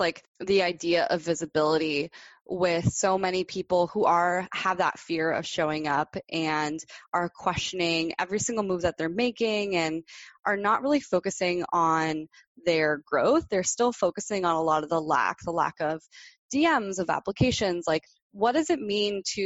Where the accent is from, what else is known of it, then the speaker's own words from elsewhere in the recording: Miami, Florida, United States; moved away as an adult; I was born and raised in Miami, Florida